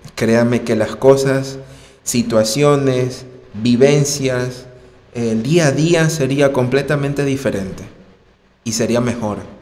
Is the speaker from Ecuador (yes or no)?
yes; Ecuador; En mi país, personalmente yo, en Ecuador